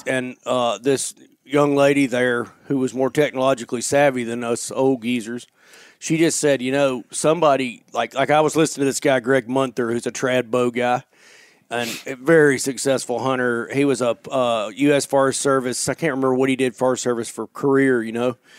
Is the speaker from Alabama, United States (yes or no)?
yes; North Alabama, United States; moved away; growing up in Alabama